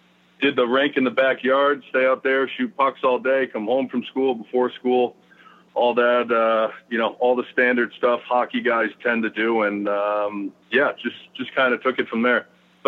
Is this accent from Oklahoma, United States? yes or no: no; Clifton Park, New York, United States; also born or lived in Schenectady, New York; So I'm actually from Clifton Park, New York, which is about 20 minutes north. So grew up there for most of my life.